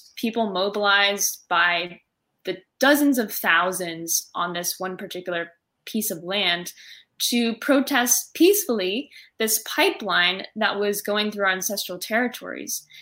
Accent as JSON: {"language": "English", "region": "California", "country": "United States", "said": "California, you know, my home state"}